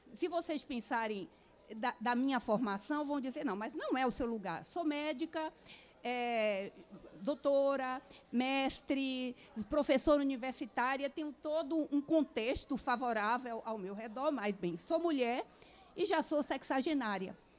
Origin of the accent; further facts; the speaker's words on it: Northeast Region, Brazil; sou nordestina também